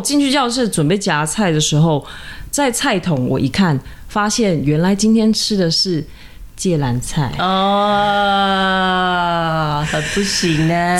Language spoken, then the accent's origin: Chinese; Tainan, Taiwan; 因为我是一个台南人，然后对吃有那么一点点执着